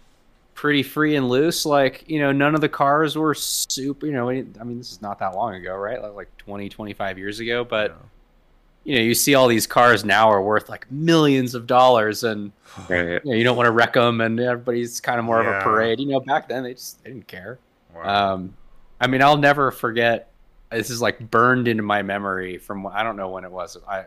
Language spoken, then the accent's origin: English; San Francisco, California, United States; I was born in San Francisco and grew up in the Bay Area.